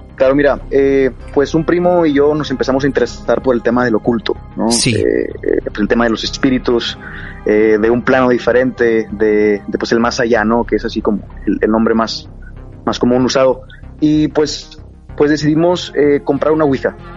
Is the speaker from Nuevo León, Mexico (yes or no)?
yes; Monterrey, Nuevo León, Mexico; Soy de la ciudad de Monterrey, al norte de México.